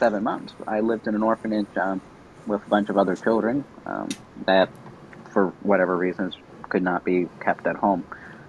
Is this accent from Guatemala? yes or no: yes; Guatemala City, Guatemala Department, Guatemala; born there; Well, I was born in Guatemala City, Guatemala, 20 years ago, almost 21 years ago this October.